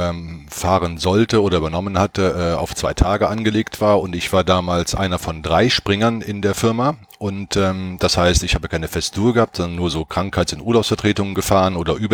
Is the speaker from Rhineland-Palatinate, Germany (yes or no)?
no; Cologne, North Rhine-Westphalia, Germany; now in Nuremberg, Germany; bin dann irgendwann von Köln weg, also ich bin in Köln aufgewachsen, äh, nach Nürnberg umgezogen